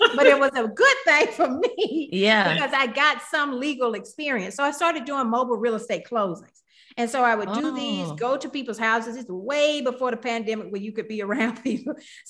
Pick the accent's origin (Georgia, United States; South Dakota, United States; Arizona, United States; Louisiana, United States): Georgia, United States; Milledgeville; moved away as an adult; also born or lived in Athens, Georgia / Detroit, Michigan; I'm originally from a small town in Georgia called Milledgeville, Georgia. You can Google it. It exists. it's about a population of 18,000 people, but it's a very small town. I grew up there on a 300-acre